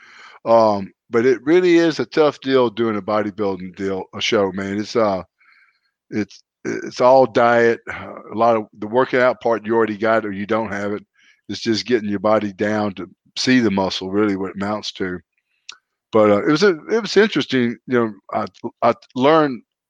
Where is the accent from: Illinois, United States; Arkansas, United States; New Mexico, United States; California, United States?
Arkansas, United States; also born or lived in Louise, Mississippi; my home state, Little Rock, Arkansas